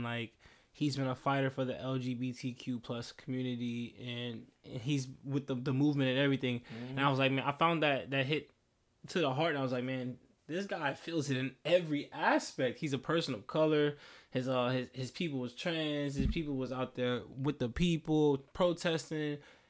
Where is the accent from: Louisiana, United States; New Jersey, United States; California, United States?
Louisiana, United States; New Orleans; born there; now in Houston, United States; I'm like, man, I was born in New Orleans, but I live in Houston, Texas.